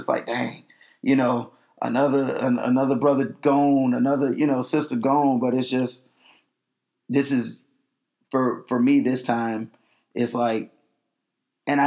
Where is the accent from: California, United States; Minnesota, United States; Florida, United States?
Florida, United States; Panama City; moved away; also born or lived in Tallahassee; I'm from Panama City. I'm from Tallahassee by way of Panama City